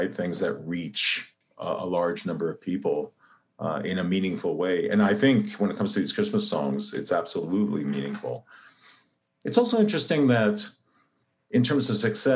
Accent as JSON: {"language": "English", "country": "Canada", "said": "I'm Canadian"}